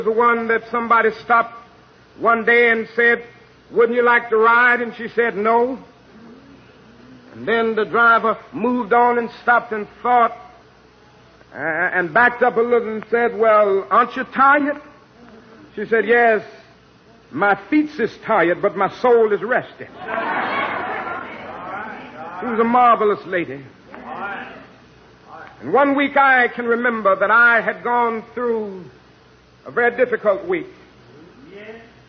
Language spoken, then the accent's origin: English; Georgia, United States; Down in my home state of Georgia